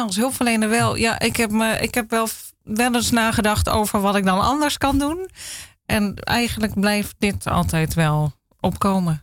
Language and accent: Dutch; Zaanstreek, North Holland, Netherlands; Ik ben geboren in de Zaanstreek